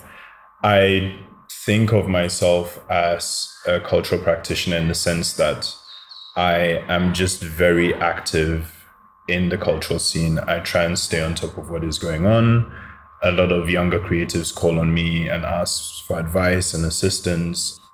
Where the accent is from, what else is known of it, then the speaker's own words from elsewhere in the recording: Cape Coast, Central Region, Ghana; also born or lived in London, United Kingdom / Koforidua, Ghana; I'm also from Cape Coast because when I first moved to Ghana in 1987, that's where I lived with my grandmother